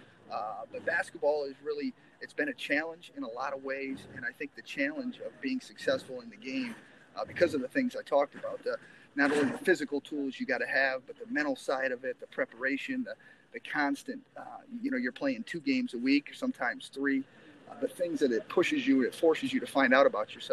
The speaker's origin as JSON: {"language": "English", "region": "Northwest Ohio", "country": "United States", "tie": "born or raised there", "moved": "as an adult", "lives_now": "Angola, United States", "said": "I grew up in Northwest Ohio. I grew up on a pig farm out there."}